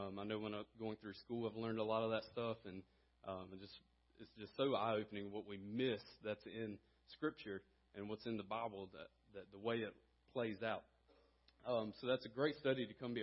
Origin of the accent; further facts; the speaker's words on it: Conway, South Carolina, United States; moved away as an adult; also born or lived in Greenville, South Carolina; now in Abbeville, United States; I grew up in Conway, South Carolina